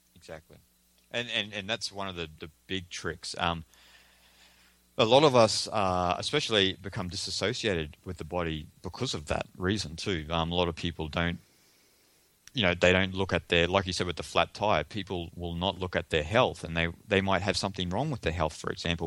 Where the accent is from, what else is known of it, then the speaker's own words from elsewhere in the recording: Australia; I'm Australian